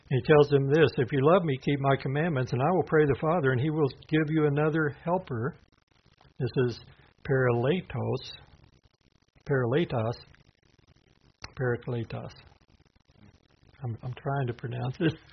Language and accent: English; the South, United States; Well, I'm a Southerner, but that is not a comfort, my friend.